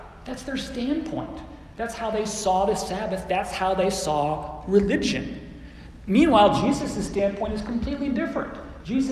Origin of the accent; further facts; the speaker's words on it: Phoenix, Arizona, United States; now in Oklahoma City, United States; I was raised in Phoenix, Arizona